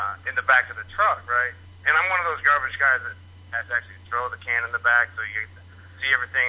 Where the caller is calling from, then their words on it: Seattle, Washington, United States; I'm out from Seattle.